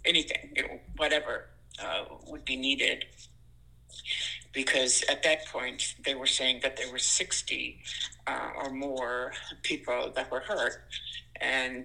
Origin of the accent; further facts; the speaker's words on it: Ireland; also born or lived in Boston, United States / Portland, Maine, United States; now in Lewiston, United States; I'm an immigrant from Ireland, and I lived in Boston